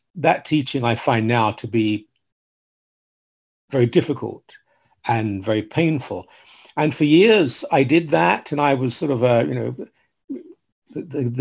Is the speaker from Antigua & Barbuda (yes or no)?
no; London, United Kingdom; moved away; I was raised in London, England, sort of East London, Essex area where they meet